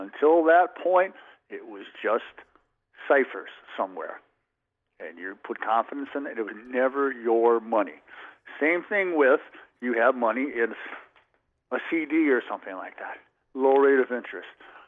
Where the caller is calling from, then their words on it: Plover, Wisconsin, United States; I'm … from Plover.